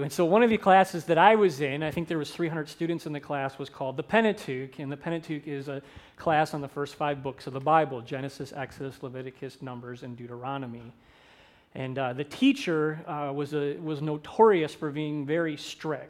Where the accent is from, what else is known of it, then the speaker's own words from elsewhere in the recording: St. Clair Shores, Michigan, United States; moved away as an adult; also born or lived in Minneapolis, Minnesota; I grew up in St. Clair Shores, Michigan